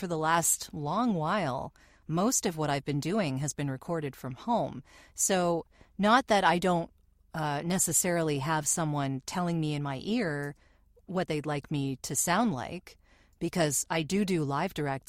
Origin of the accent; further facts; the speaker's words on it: Canada; we are Canadian